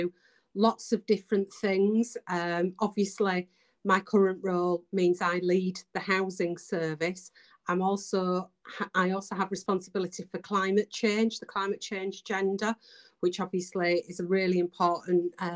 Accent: Bradford, Yorkshire and the Humber, United Kingdom; accent: Yorkshire; also born or lived in Calderdale; I was born in Bradford, so I was just over the hill.

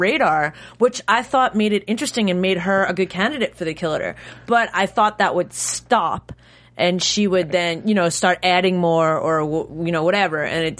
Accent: New York, United States; Yeah, I grew up in New York

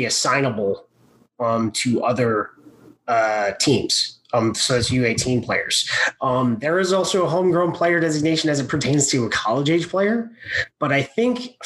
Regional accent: California, United States; now in Arizona, United States; I grew up in California

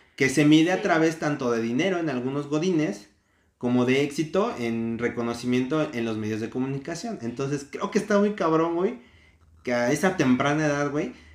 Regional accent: Mexico

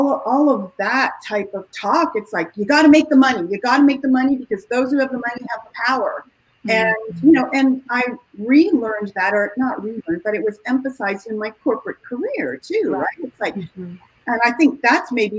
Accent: Toronto, Ontario, Canada; mom and dad are from Germany and they immigrated to Canada. I grew up in Toronto

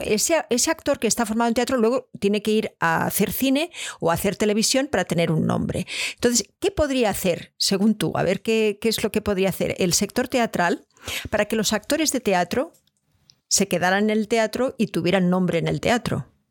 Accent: Catalonia, Spain; moved away; yo vengo de Cataluña

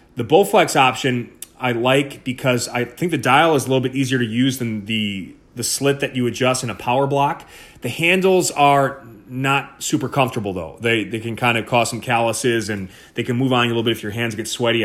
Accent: Milwaukee, Wisconsin, United States; moved away as an adult; also born or lived in Pennsylvania; in Wisconsin, uh, born and raised. I'm from Milwaukee, Wisconsin

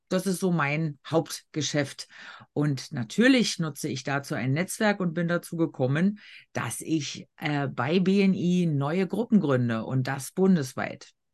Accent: Berlin, Germany; ich als Berlinerin

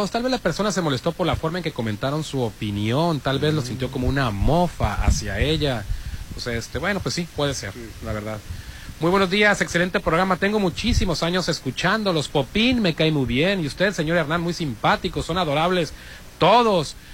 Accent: Sinaloa, Mexico; now in Puebla, Mexico; yo soy sinaloense orgullosamente actualmente vivo en la ciudad de Puebla

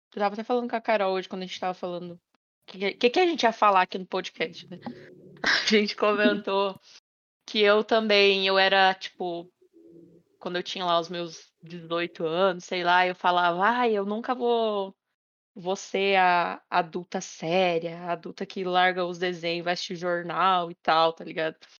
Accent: Paraná, Brazil; moved away; Colégio SESI, lá da minha cidade, né? Lá do Paraná.

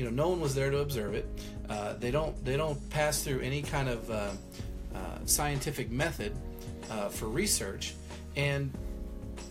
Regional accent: Midwest, United States; also born or lived in Iowa / Texas; I've been pretty much in the Midwest my whole life

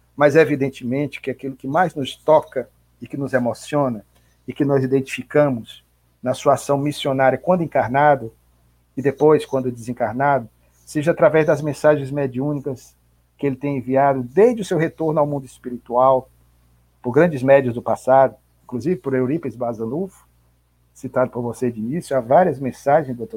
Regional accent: Ceará, Brazil; como cearense, terra de José de Alencar

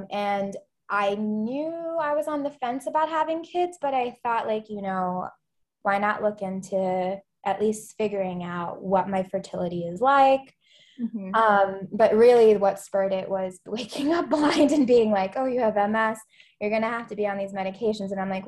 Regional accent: Philadelphia, Pennsylvania, United States; now in Atlanta, United States; I go by she, her pronouns. I'm based here in Atlanta, Georgia. I'm originally from Philadelphia area. We moved around a lot in Pennsylvania, but I just kind of claim Philly since that's the longest I lived anywhere

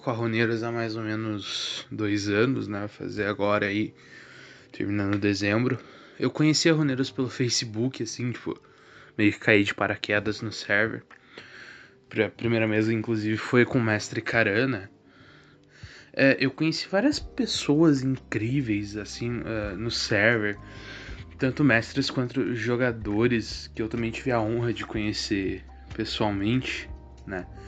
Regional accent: Araucária, Paraná, Brazil; Eu sou de Araucária, Paraná.

